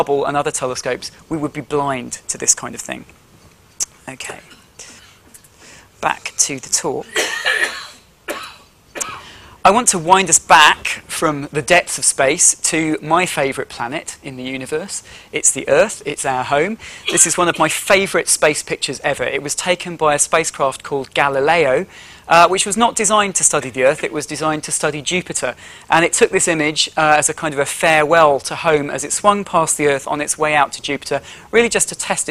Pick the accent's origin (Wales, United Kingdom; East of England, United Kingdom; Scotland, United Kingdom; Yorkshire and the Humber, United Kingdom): Yorkshire and the Humber, United Kingdom; where I grew up in Yorkshire